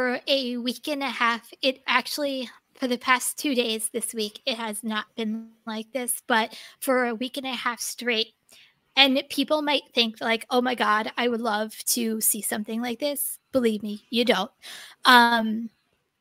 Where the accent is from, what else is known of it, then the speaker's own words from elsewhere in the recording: New Jersey, United States; I'm from New Jersey. You should know I don't pronounce everything correctly